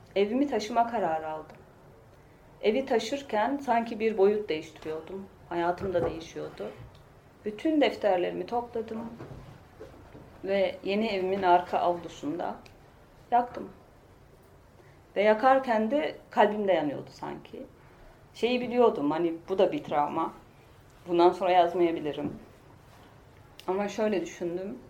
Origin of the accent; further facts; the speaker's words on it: Pazarcık, Kahramanmaraş, Turkey; moved away as an adult; also born or lived in Ankara / Istanbul; Ben Maraş'ta dedim, pazarcıkta.